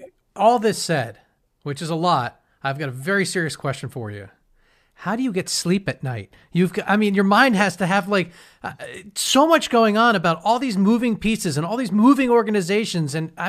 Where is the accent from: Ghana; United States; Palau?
United States; Fort Lauderdale, Florida; moved away as an adult; also born or lived in Tallahassee, Florida; now in Atlanta, United States; I grew up in Fort Lauderdale, then went to school in Tallahassee, Florida State.